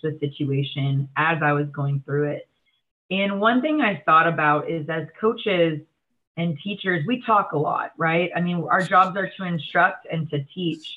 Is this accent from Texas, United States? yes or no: yes; Texas, United States; moved away; it's my hometown. It's in the middle of nowhere in Texas